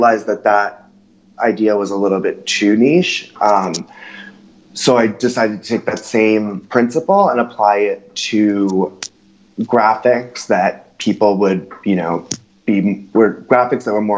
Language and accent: English; New York City, New York, United States; I have the luxury of growing up in New York. So I would go and stay with my parents